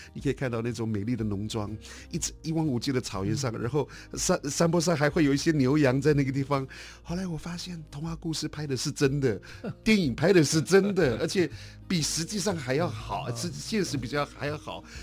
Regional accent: Yuli, Hualien County, Taiwan; moved away as an adult; also born or lived in London; now in Edinburgh, United Kingdom; 我小的时候就出生在一个，呃，天高地阔的华东纵谷

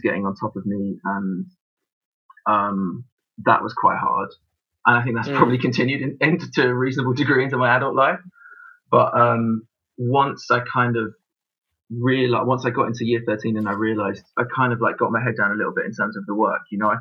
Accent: London, United Kingdom; also born or lived in Bow, London / France; we moved out to Wanstead when I was 8. So I went to Wanstead High

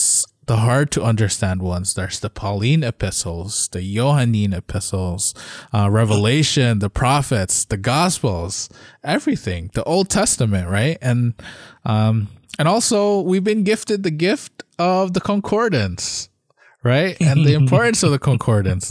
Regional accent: Canada; we're from Canada.

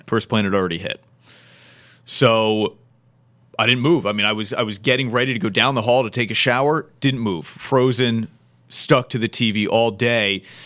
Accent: northeastern New Jersey, United States; someone who grew up in northern, northeastern part of New Jersey

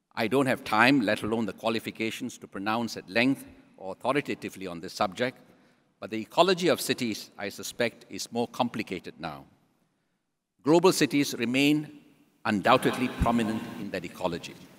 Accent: Singapore

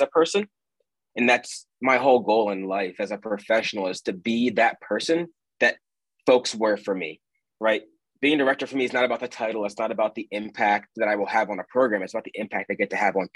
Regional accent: suburb of Philadelphia, Pennsylvania, United States; moved away as an adult; also born or lived in Wyoming / Nebraska; now in Omaha, United States; a suburb right outside of Philadelphia

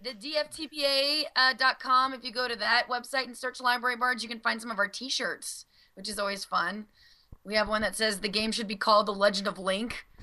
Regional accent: Louisiana, United States; born or raised there; moved away

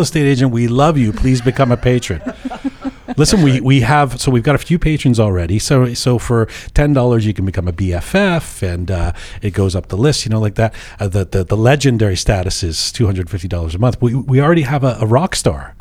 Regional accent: Canada; growing up in Canada

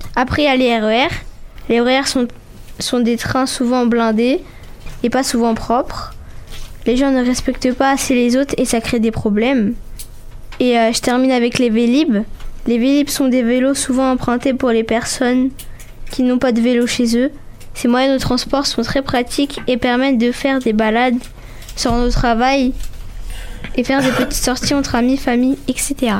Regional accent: Arcueil, Île-de-France, France; je viens d'Arcueil. J'ai 11 ans et demi

